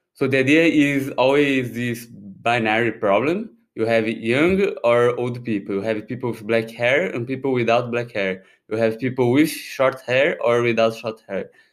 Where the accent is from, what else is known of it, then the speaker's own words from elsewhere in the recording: Brazil; moved away as an adult; now in Paris, France; I'm originally from Brazil, although I have these Japanese names